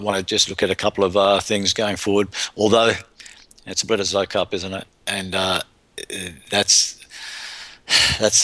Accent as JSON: {"language": "English", "country": "Ireland", "said": "we found that out as an Irish, the Irish boys found that out when we went down to New Zealand"}